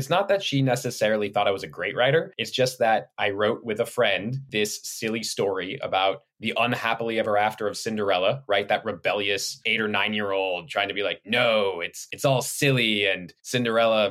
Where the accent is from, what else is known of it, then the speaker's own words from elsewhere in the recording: Los Angeles, California, United States; born and raised in Los Angeles and then stayed in Los Angeles